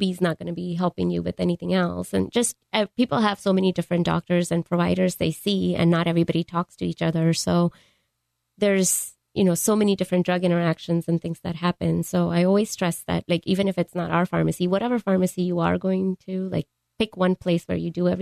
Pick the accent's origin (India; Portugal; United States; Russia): India; Mumbai, Maharashtra; moved away; I grew up in India, in Mumbai